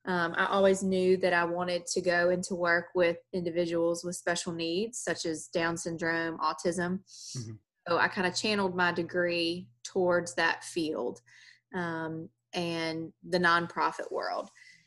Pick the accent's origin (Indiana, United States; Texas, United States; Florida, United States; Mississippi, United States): Mississippi, United States; Natchez; moved away as an adult; also born or lived in Memphis, Tennessee; now in Baton Rouge, United States; I'm from Natchez, Mississippi, a very small, tiny southern town. Growing up, I was, you know, living in a very white world. A very Christian white world.